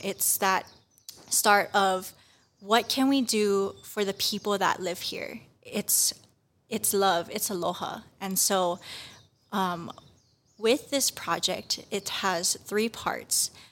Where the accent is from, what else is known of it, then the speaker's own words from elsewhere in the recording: Kauai, Hawaii, United States; moved away as an adult; now in Hilo, United States; I am originally from Kauai, and I am a student at the University of Hawaii at Hilo